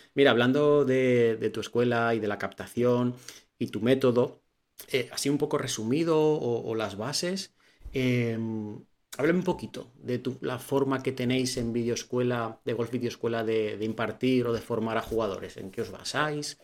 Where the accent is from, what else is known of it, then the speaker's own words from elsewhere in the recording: Valencia, Valencian Community, Spain; yo soy de Valencia